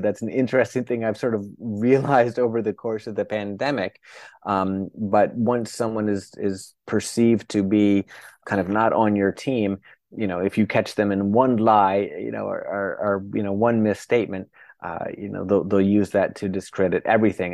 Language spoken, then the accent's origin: English; United States; I'm an American